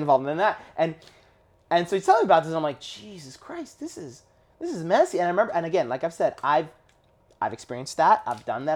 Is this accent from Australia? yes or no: no; Canada; born or raised there